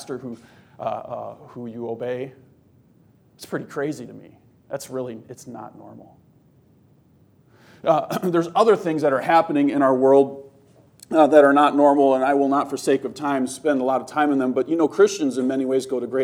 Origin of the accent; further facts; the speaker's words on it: Milwaukee, Wisconsin, United States; And I'm from up north Wisconsin. I grew up in Milwaukee, which didn't help me at all. And then I moved up north